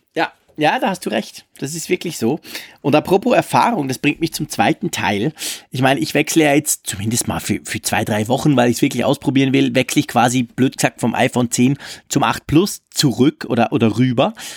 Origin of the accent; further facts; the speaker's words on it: Switzerland; bei uns in der Schweiz